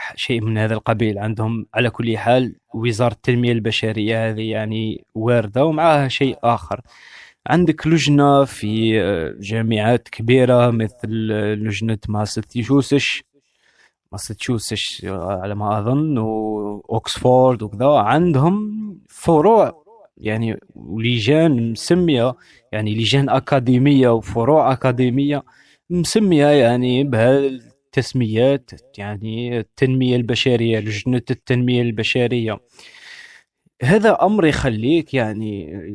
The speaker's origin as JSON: {"language": "Arabic", "country": "Algeria", "said": "أنا جزائري وعندي ميكانيزم تفكير جزائري"}